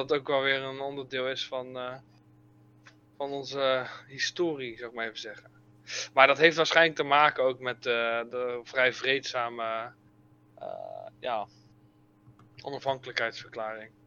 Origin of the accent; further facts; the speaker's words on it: Netherlands; wij als Nederlanders